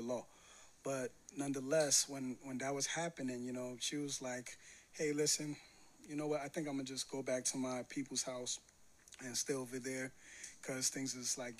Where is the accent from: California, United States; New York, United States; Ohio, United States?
New York, United States; New York City; I'm from Brownsville